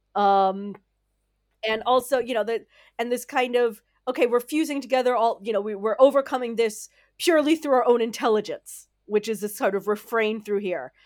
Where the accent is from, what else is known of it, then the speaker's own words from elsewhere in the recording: United States; now in Netherlands; I'm an American living in the Netherlands